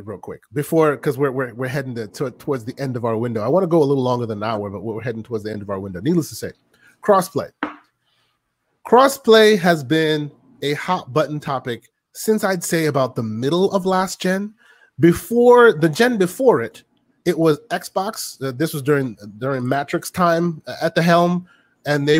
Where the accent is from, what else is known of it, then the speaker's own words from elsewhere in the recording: United States; I'm an American